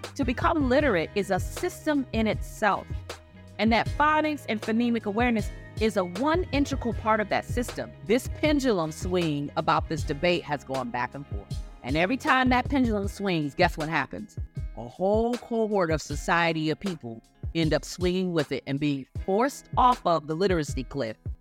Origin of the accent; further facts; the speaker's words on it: Ohio, United States; Growing up in Ohio, in a time where, honestly, being Black was a danger I had never not known